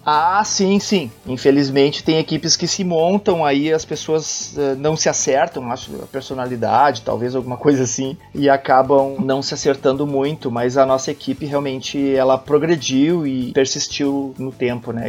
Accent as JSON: {"language": "Portuguese", "town": "Arroio dos Ratos", "region": "Rio Grande do Sul", "country": "Brazil", "tie": "born or raised there", "moved": "yes", "lives_now": "Porto Alegre, Brazil", "said": "moro em Porto Alegre, nasci em Arroio dos Ratos"}